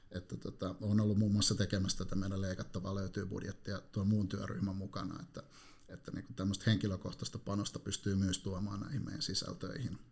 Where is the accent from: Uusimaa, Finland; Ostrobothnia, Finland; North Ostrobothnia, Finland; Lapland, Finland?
Uusimaa, Finland; Helsinki; No Helsingistä, että mä oon ihan syntyperäinen helsinkiläinen, ja tällä hetkellä asun Konalassa – tuolla noin äärimmäisellä länsilaidalla.